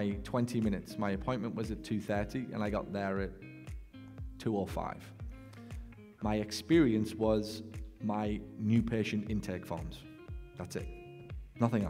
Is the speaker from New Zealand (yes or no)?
no; England, United Kingdom; moved away; from England.